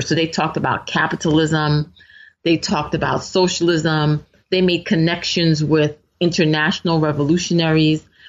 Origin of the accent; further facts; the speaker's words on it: New York City, New York, United States; I grew up in Brooklyn in a largely supportive, um, majority minority kind of community